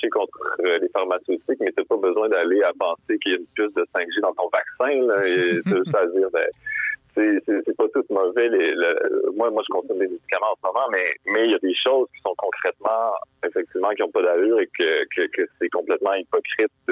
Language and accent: French; Quebec, Canada; j'ai 32, mais j'ai comme réalisé que depuis que je suis né au Québec